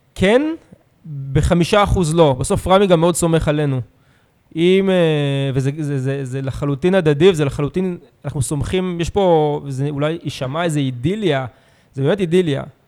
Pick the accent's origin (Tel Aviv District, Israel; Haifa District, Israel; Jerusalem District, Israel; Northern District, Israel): Tel Aviv District, Israel; Herzliya; now in Tel Aviv, Israel; אני הרצליאני, שיחקתי בנוער בהרצליה עד גיל 18